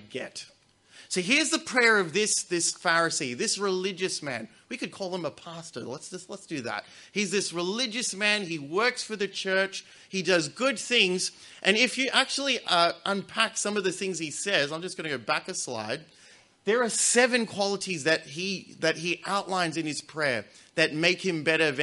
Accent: Australia; As an Australian

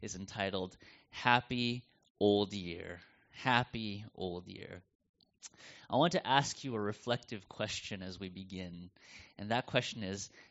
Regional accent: United States; moved away as an adult; now in Melbourne, Australia; And you can tell from my accent, I'm not from around here, and so coming from the U.S.

